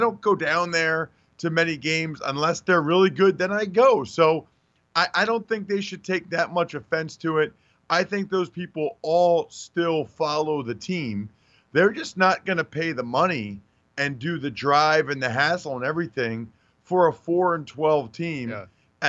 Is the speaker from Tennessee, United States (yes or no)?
no; outside of Philadelphia, Pennsylvania, United States; I grew up outside of Philadelphia.